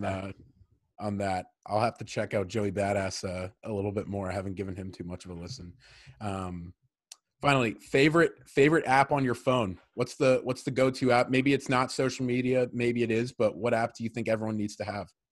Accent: Medfield, Massachusetts, United States; we grew up in Medfield together

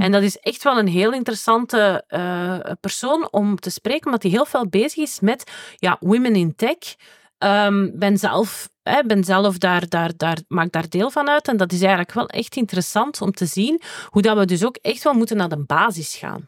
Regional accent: Tremelo, Flanders, Belgium; ik ben van Tremelo, wat dat het dorp naast Werchter is.

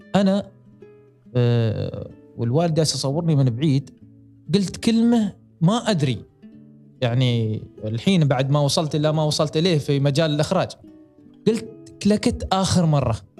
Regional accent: United Arab Emirates; عندنا في الامارات

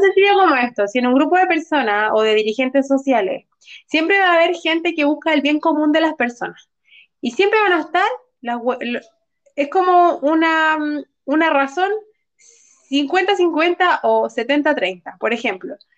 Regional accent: Santiago, Santiago Metropolitan Region, Chile; yo nací en San Miguel, pero viví en Lo Espejo como los, en los primeros seis años

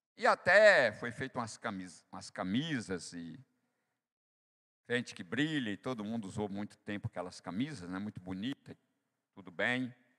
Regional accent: Bahia, Brazil; eu sou nordestino da Bahia

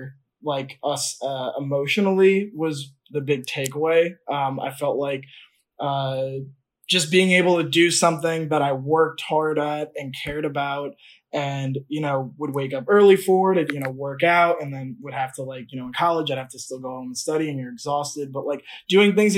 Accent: Long Island, New York, United States; I grew up on Long Island

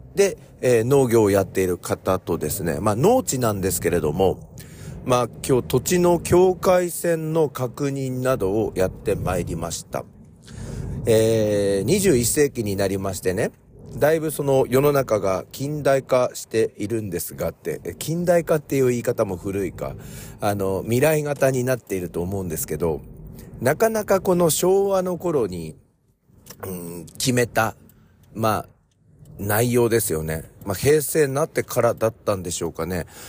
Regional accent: Ibaraki, Japan; 私の地元みたいなところのお葬式

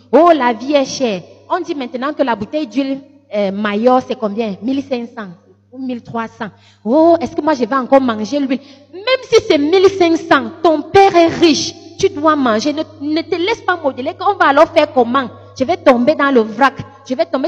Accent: Lékié, Centre, Cameroon; mes origines euh, d'où je suis venue, c'est, je suis de la Léquier

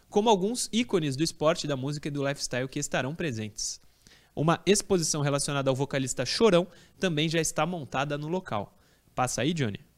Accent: Santos, São Paulo, Brazil; é pra quem não sabe, eu vim de Santos.

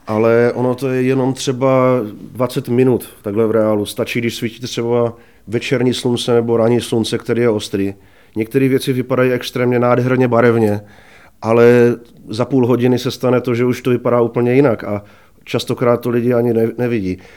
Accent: Brno, South Moravian Region, Czechia; also born or lived in Kuřim; Narodil jsem se v Brně a Eh, žiju tady vlastně už

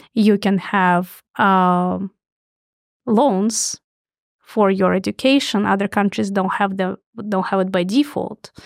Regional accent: Russia; moved away as an adult; now in United States; born in Soviet Union

